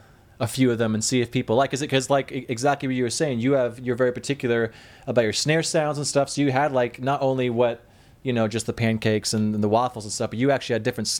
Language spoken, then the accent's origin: English; Seattle, Washington, United States; I'm from Seattle